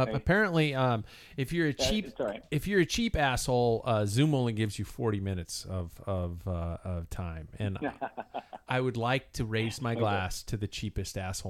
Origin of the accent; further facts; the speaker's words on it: United States; I'm an American man